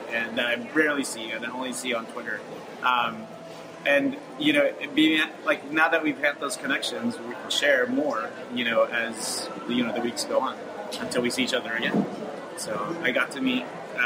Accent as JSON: {"language": "English", "town": "Las Vegas", "region": "Nevada", "country": "United States", "tie": "born or raised there", "moved": "yes", "lives_now": "Los Angeles, United States", "said": "I'm also born and raised in Los Angeles, but now Las Vegas"}